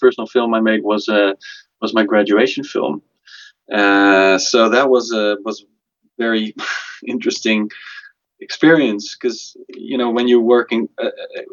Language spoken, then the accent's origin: English; Amsterdam, North Holland, Netherlands; also born or lived in Belgium; I am from Amsterdam, and I studied in Belgium in a very sort of traditional school. And later, I moved back to Amsterdam